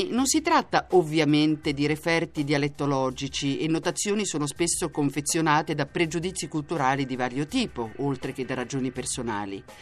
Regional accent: Croatia; Italian is a second language; now in Bologna, Italy; Vengo dalla Croazia

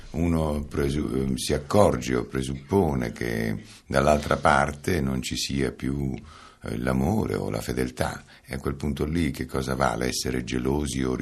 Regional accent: Calabria, Italy; Io sono calabrese, calabresissimo, da, non saprei adesso con esattezza, ma certamente da perlomeno da tre generazioni, per cui calabrese puro, puro sangue

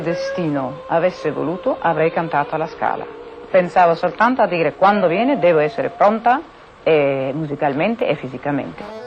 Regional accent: Greece; forse sono greca

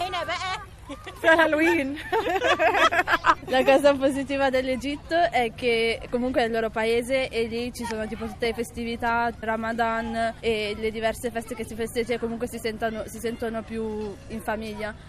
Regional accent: Milan, Lombardy, Italy; sono italiano, uno perché sono nata qui, secondo perché avendo vissuto tutta la mia vita

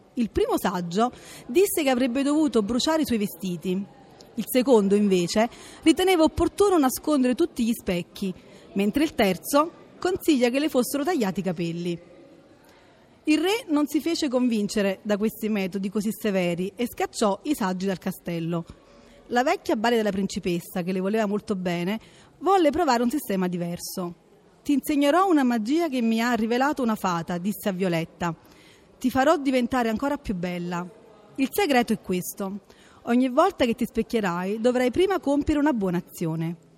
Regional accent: Naples, Campania, Italy; vengo da Napoli

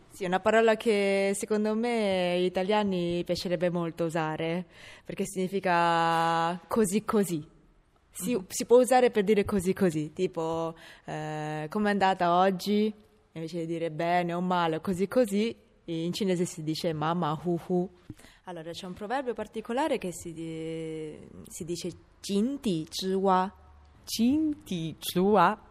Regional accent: Rome, Lazio, Italy; sono una cinese di Roma

